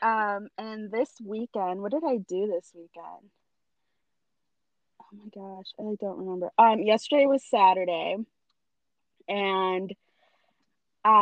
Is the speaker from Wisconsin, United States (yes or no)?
yes; Wisconsin, United States; I'm pale from Wisconsin.